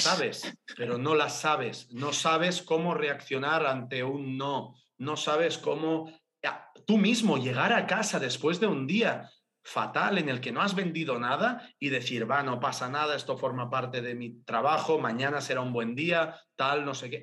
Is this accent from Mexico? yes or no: no; Sabadell, Catalonia, Spain; Yo soy de Sabadell